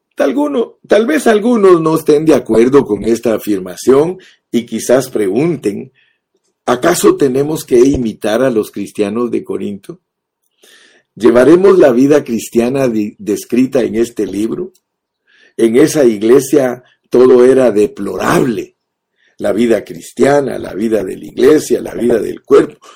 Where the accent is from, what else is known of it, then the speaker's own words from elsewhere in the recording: Guatemala; Yo nací en Guatemala